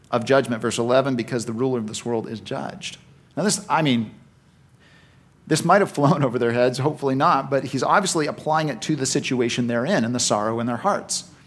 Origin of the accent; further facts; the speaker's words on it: Vancouver, British Columbia, Canada; moved away as an adult; now in Victoria, Canada; I was raised in Vancouver